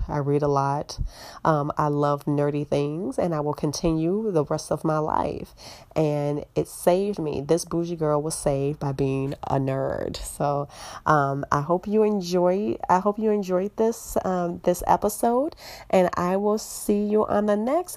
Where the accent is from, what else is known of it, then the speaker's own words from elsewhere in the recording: Chicago, Illinois, United States; I'm in Chicago